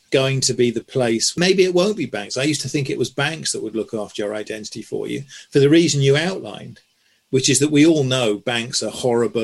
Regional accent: Swindon, South West England, United Kingdom; when I was growing up in Swindon

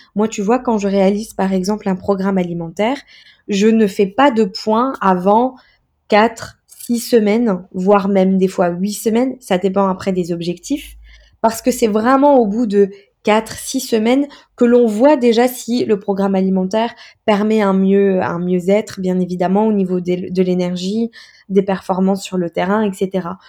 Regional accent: Metz, Grand Est, France; moved away as an adult; also born or lived in Montpellier / Montreal; je viens de Metz, de Lorraine

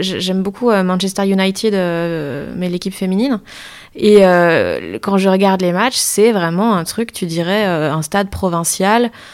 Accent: Liège, Wallonia, Belgium; moved away; je viens de Liège, donc tout mon entourage était pour le standard

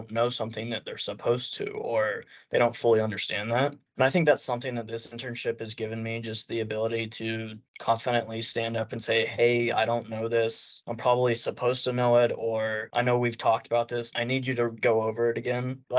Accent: Amarillo, Texas, United States; My preference is in person, but that's because I'm from Amarillo and I worked as a teller.

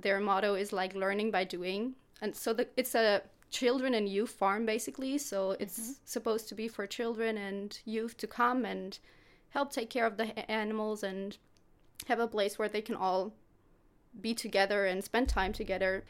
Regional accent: Germany; English is a second language; moved away as an adult; also born or lived in Stuttgart area, Germany; now in Växjö, Sweden; I'm 20 years old and I'm from Germany. I'm living close to Stuttgart.

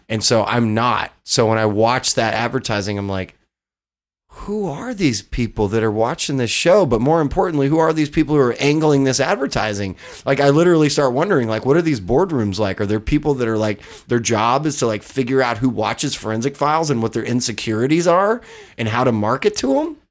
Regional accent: Odessa, Texas, United States; moved away as an adult; also born or lived in Los Angeles, California; now in Austin, United States; I grew up in Odessa where there's only two things to do, get drunk and fuck.

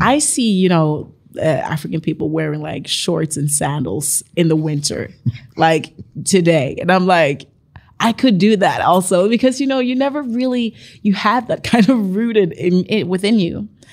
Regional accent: Bergen, Vestland, Norway; moved away as an adult; also born or lived in Sierra Leone; now in Oslo, Norway; I'm from Bergen

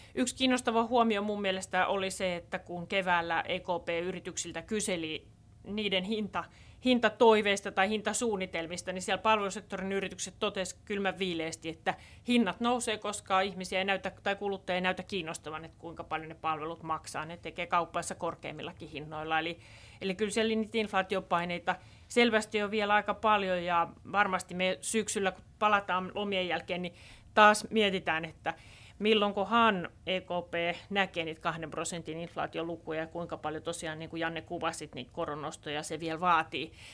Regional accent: Southeast Finland, Finland; Mä oon Kaakkois-Suomesta kotoisin

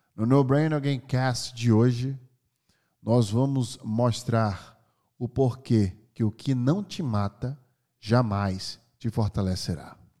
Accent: Brazil; moved away; also born or lived in California, United States; sou brasileiro, hoje eu moro no Brasil

